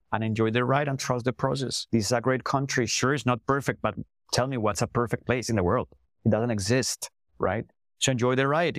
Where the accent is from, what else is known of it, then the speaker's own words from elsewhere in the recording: Colombia; first language Spanish; English is a second language; moved away as an adult; also born or lived in England; now in Toronto, Canada; I'm Colombian born and raised